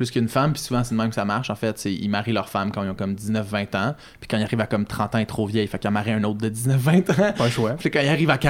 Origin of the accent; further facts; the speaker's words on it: Montreal, Quebec, Canada; ça tu peux euh, leur dire je viens de Montréal, I'm come from Montreal